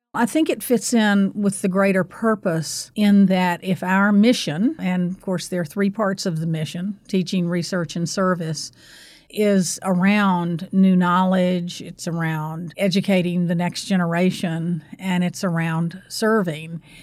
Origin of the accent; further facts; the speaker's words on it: North Carolina, United States; I grew up in North Carolina, too